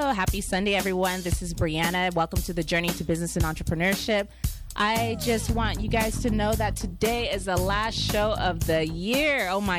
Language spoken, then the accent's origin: English; San Jacinto area, California, United States; I'm from the desert. Well, I'm from I'm from him at San Jacinto area